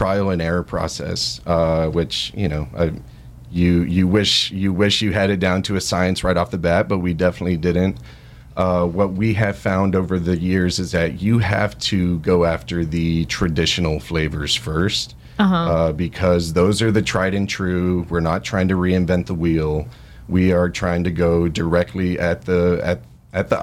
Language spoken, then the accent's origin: English; Laredo, Texas, United States; also born or lived in Austin, Texas; So I was born in Austin, Texas, and grew up down in Laredo, Texas, in South Texas, right on the border to Mexico